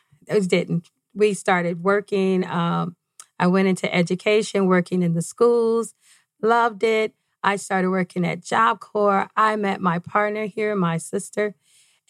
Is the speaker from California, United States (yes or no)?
no; Detroit, Michigan, United States; moved away as an adult; now in Arizona, United States; I grew up in Detroit, Michigan, right off 8 Mile